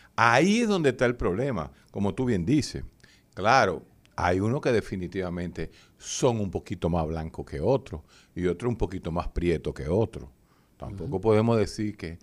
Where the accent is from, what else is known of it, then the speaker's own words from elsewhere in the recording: Dominican Republic; a mí como dominicano